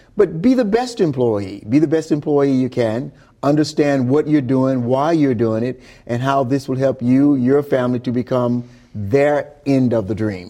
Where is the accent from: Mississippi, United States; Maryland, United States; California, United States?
Mississippi, United States; Glen Allan; Glen Allen, Mississippi, where I grew up.